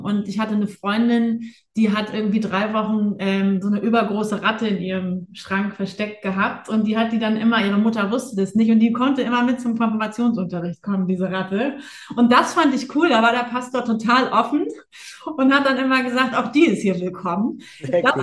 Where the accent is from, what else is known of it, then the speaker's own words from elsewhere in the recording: Buchholz in der Nordheide, Lower Saxony, Germany; ich bin ja in Buchholz in der Nordheide äh, groß geworden